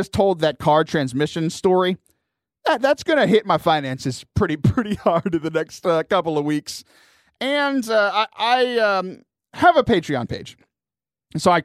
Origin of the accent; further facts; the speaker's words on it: Lake Jackson, Texas, United States; moved away; back in Lake Jackson, my hometown. It's about 45 minutes south of Houston.